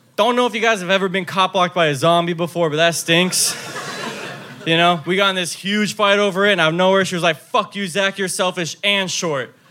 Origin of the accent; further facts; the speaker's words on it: Fort Lauderdale, Florida, United States; I'm actually from Fort Lauderdale